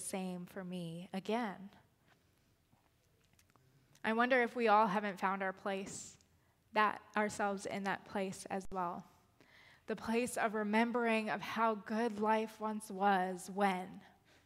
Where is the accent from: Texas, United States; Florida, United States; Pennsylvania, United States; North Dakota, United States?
Florida, United States; Lakeland; now in Gainesville, United States; it is also my hometown. It is the place where I grew up